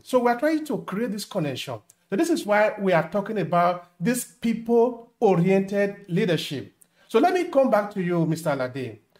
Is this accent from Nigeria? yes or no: yes; Nigeria; I really still am proud of being a Nigerian